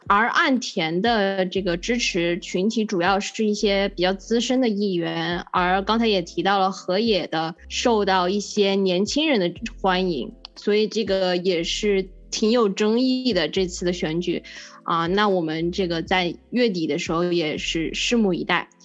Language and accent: Chinese; China; 因为我们呢是作为中国人